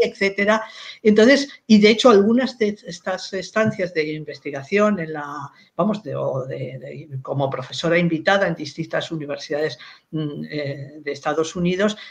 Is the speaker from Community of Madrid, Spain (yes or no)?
yes; Madrid, Community of Madrid, Spain; nací en Madrid